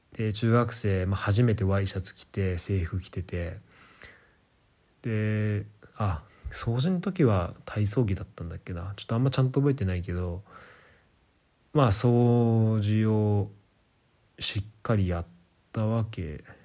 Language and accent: Japanese; Japan; moved away; 非ネイティブで日本で生まれ育って